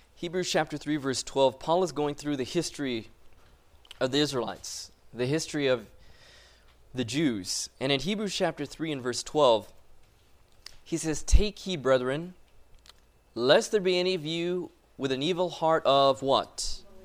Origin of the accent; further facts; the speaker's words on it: Loma Linda, California, United States; moved away as an adult; I was born and raised in Loma Linda.